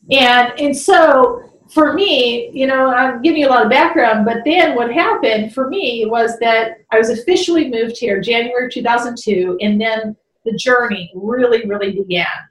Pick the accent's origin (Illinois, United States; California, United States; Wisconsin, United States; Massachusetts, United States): Illinois, United States; Chicago; I grew up in Chicago